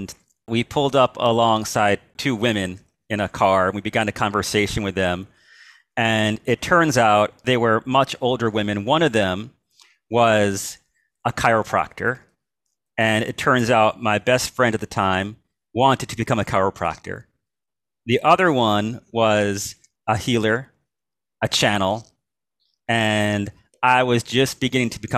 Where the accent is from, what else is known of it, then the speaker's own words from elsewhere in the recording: Melville, New York, United States; moved away as an adult; also born or lived in Queens, New York City / Los Angeles; now in Santa Barbara, United States; I spent most of my life growing up on Long Island in a town called Melville in western Suffolk County